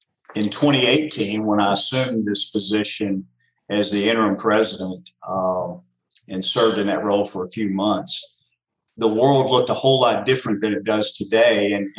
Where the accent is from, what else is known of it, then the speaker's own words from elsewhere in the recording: Central Kentucky, United States; I grew up in Central Kentucky